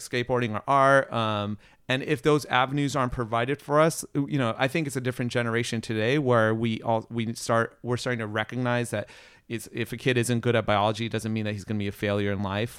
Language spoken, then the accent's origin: English; Riverside, California, United States; also born or lived in Ellicott City, Maryland / Orange County, California; now in Los Angeles, United States; Riverside is technically my hometown, but I grew up, uh, yeah, I grew up in Riverside